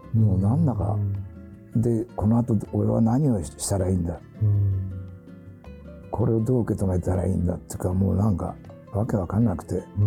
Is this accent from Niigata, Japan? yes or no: no; Fukushima, Japan; moved away; 僕のふるさとの福島とか東北